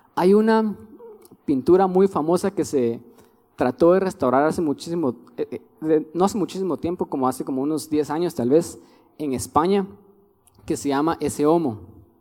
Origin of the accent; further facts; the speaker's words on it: Guatemala; Somos guatemaltecos porque Dios quiso que fuéramos guatemaltecos